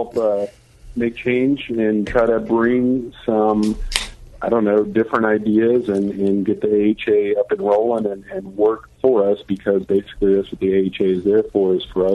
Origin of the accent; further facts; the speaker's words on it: Sonoyta, Arizona, United States; moved away as an adult; also born or lived in Vail, Arizona; now in San Diego, United States; I'm originally from Arizona. In fact, on the voting sheet, it'll say Sonoyta, Arizona